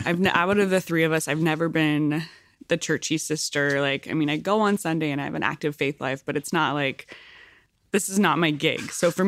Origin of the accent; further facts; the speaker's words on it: California, United States; also born or lived in Central Valley, California; So I was born in the Central Valley, as you mentioned, and then grew up my young adult life on a farm on the central coast of California.